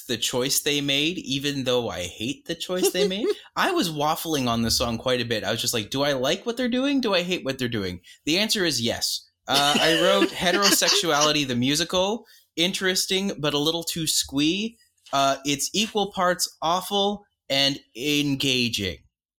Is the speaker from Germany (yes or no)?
no; Canada; My note for this, apart from being Canadian, is this song is fine, I guess.